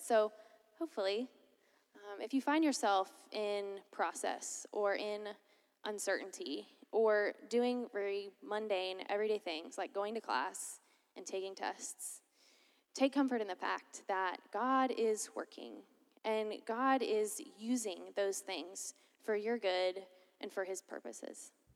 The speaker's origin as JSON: {"language": "English", "town": "Lakeland", "region": "Florida", "country": "United States", "moved": "as an adult", "said": "I'm originally from Lakeland, Florida"}